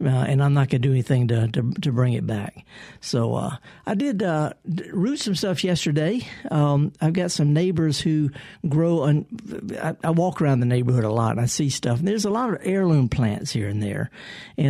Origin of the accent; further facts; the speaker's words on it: the South, United States; I'm a Southerner